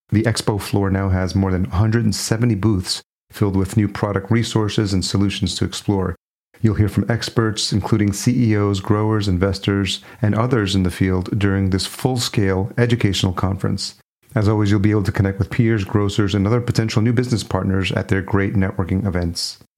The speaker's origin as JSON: {"language": "English", "region": "New York", "country": "United States", "tie": "born or raised there", "also_born_or_lived": "El Salvador", "moved": "as an adult", "lives_now": "Minneapolis, United States", "said": "Actually, I was born in El Salvador, but my parents brought me here when I was a year old. I was raised in New York, actually."}